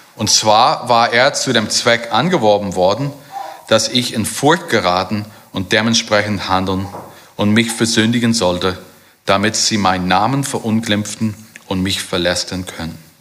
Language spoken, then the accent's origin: German; Germany; bei uns in Deutschland